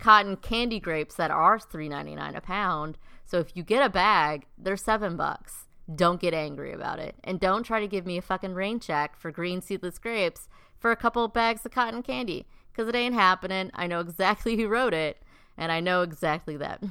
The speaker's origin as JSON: {"language": "English", "region": "South Dakota", "country": "United States", "said": "there's me from, like, South Dakota"}